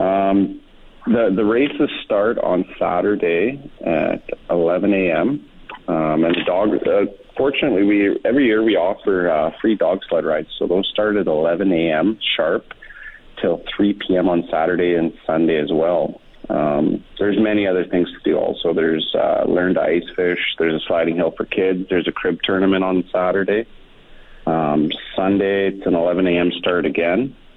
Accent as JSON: {"language": "English", "town": "Anzac", "region": "Alberta", "country": "Canada", "tie": "born or raised there", "moved": "yes"}